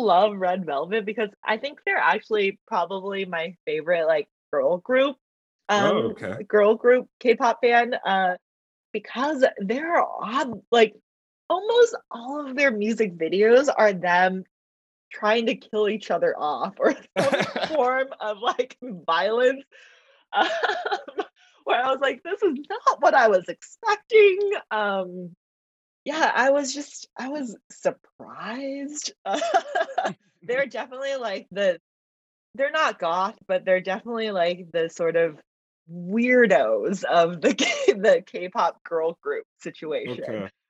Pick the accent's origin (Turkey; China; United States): China; born there; first language Mandarin; English is a second language; Even though I like Mandarin is my first language. I was born in China, you know, so, but I grew up so much.